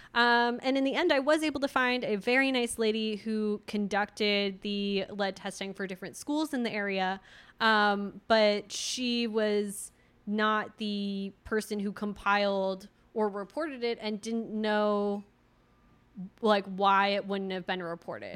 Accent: Redwood City, California, United States; moved away; my hometown uh, redwood city

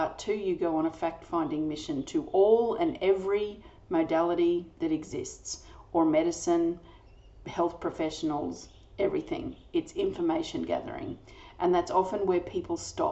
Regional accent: Australia; I'm an Australian energy healer

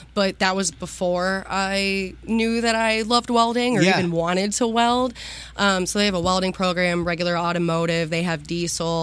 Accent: Waterford, Pennsylvania, United States; I grew up actually in a little town about 20 minutes south of Erie, Pennsylvania, in Waterford. Born and raised

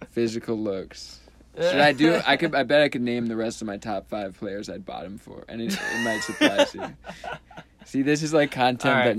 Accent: Midwest, Minnesota, United States; he's like from my home state.

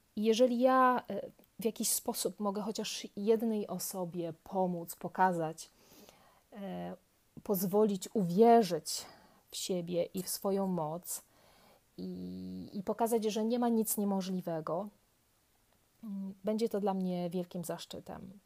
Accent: near Kraków, Lesser Poland, Poland; moved away as an adult; also born or lived in Łódź, Poland; now in Paris, France; urodziłam się w Polsce, całkiem niedaleko Krakowa, e, w takiej małej miejscowości. Swoją edukację tam skończyłam

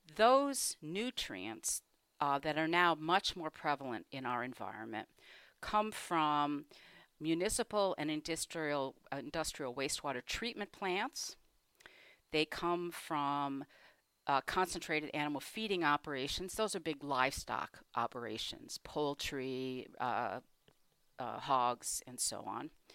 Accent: Michigan, United States; I was born in Michigan, in a suburb

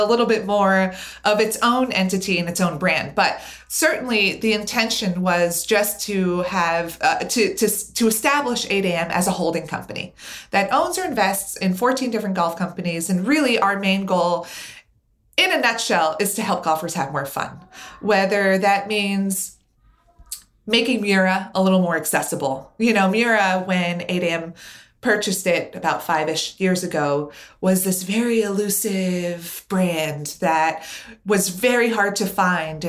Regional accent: New York City, New York, United States; I was born and raised in New York City in Manhattan

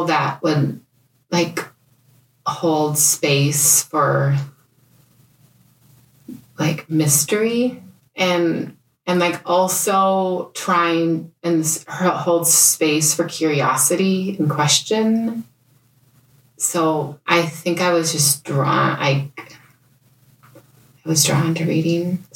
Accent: Bemidji, Minnesota, United States; moved away as an adult; also born or lived in India / Guatemala; now in Minnetonka, United States; I grew up in Bemidji

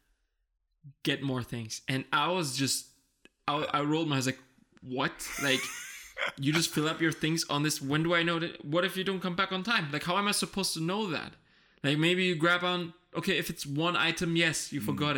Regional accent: Germany; born and raised in Germany

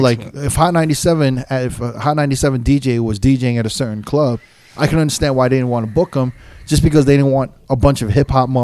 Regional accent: New York, United States; I'm from New York.

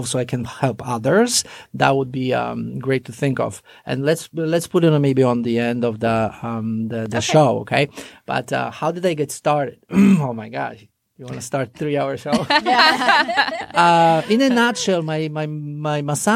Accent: Poland; English is a second language; moved away as an adult; now in United States; I finished massage therapy school back in Poland. Mm-hmm. And then the real journey started here in America. I came here in 1999

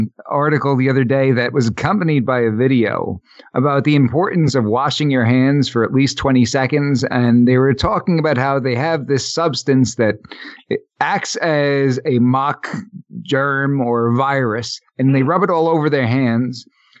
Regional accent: New York, United States; We're from New York

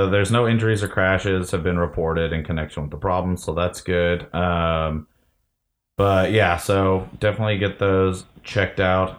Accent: Detroit, Michigan, United States; Because we're all from Detroit

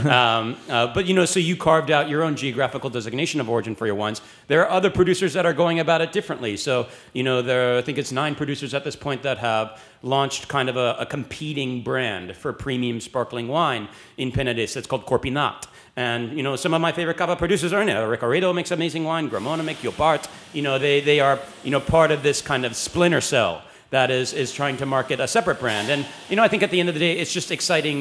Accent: United States; speaking as an American

